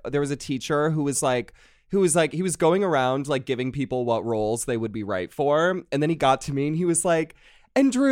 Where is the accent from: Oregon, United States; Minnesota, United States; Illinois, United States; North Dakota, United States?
North Dakota, United States; Fargo; moved away as an adult; also born or lived in upstate New York; born and raised Fargo, North Dakota